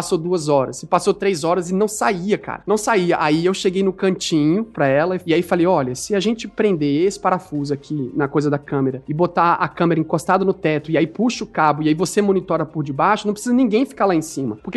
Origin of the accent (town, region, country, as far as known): Brazil; now in Canada